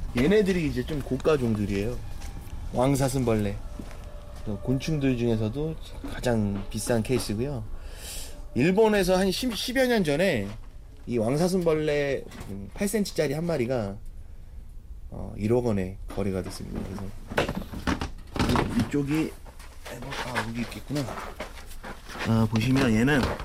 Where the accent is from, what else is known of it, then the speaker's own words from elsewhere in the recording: Jeolla, South Korea; moved away; 제 고향집이 시골이거든요. 전라도 쪽인데